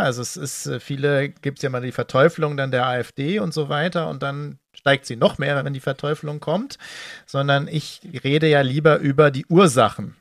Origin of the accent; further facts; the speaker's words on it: West Germany, Germany; ich als Wessi